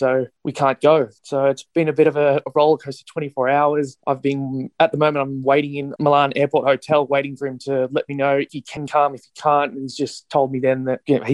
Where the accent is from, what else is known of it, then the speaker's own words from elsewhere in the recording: Sydney, New South Wales, Australia; I'm from Sydney